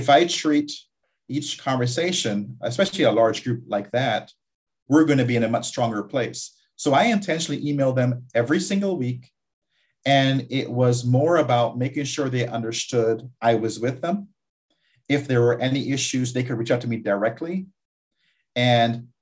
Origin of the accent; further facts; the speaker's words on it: Guyana; moved away; also born or lived in Barbados; I was born in Guyana, South America.